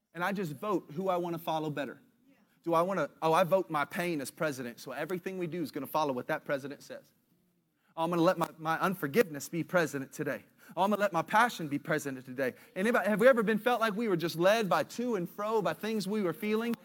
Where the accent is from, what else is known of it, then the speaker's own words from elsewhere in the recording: United States; I'm as American as you can get